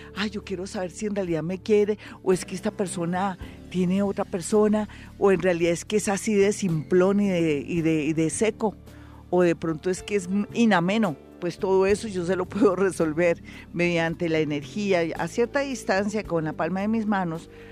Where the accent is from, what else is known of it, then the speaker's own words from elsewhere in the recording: Colombia; los colombianos somos diferentes, los colombianos somos más pilos